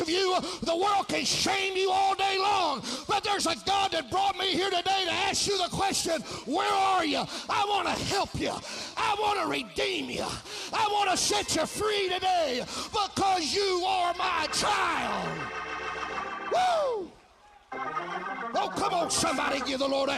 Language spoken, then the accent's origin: English; Oakdale, United States; I'm from Oakdale